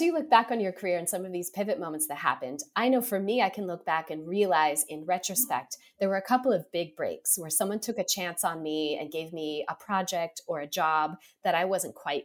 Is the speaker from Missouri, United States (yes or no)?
no; Seattle, Washington, United States; I grew up in Seattle, post-military. We settled in Seattle